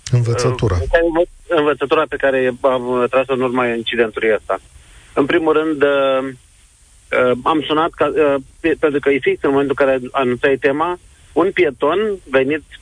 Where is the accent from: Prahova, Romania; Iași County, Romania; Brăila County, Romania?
Iași County, Romania; Iași; Sunt din Iași, uh, o parte din de pietoni din Iași sunt uh, luminate pe toată lungimea lor, ceea ce e un lucru extraordinar.